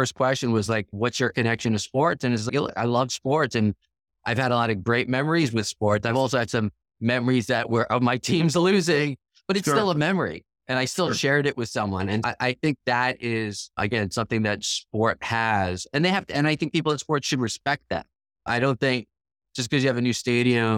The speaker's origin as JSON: {"language": "English", "area": "Long Island", "region": "New York", "country": "United States", "tie": "born or raised there", "said": "I grew up on Long Island, the town I grew up in, the girls' soccer team at my high school is exceptional."}